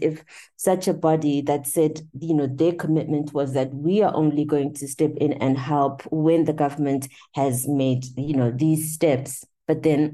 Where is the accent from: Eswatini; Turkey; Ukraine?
Eswatini; I was born in Swaziland.